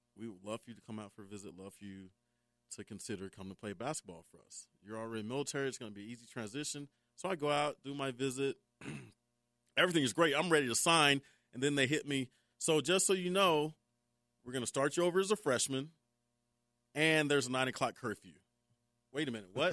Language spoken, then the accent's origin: English; Memphis, Tennessee, United States; moved away; I grew up in Memphis, and you didn't leave Memphis